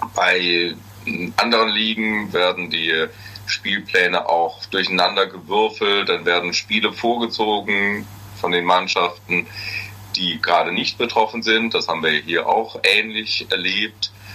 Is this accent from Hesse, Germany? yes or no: yes; Hesse, Germany; Ich bin kein Friese, wenn dann höchstens ein Hesse